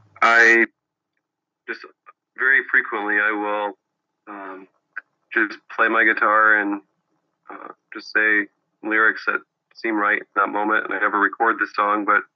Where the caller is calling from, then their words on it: Bloomington, Indiana, United States; I'm in Bloomington, Indiana.